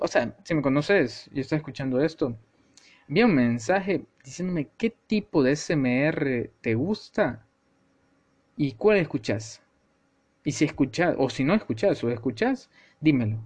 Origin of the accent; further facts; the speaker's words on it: El Salvador; yo soy salvadoreño. Y para lo que sepan de, o sean de mi país, de El Salvador